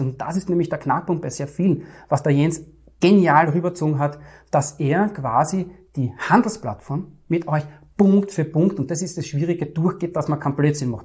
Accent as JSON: {"language": "German", "region": "Vienna", "country": "Austria", "said": "Ich komme aus Wien, aus dem dritten und elften Wiener Gemeindebezirk und darf dort Rauchfang kehren"}